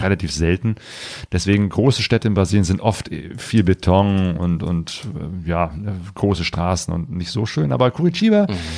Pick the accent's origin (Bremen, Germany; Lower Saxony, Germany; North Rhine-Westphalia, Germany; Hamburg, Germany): North Rhine-Westphalia, Germany; near Cologne; also born or lived in Ruhr area; ich komme ja aus der Nähe von Köln, bin damals äh, in Köln auch mal äh, zur Schule gegangen